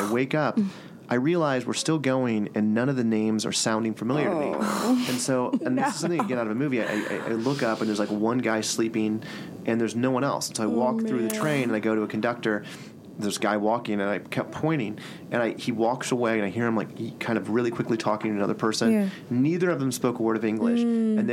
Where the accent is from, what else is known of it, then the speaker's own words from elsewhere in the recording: Kansas, United States; I'm from Kansas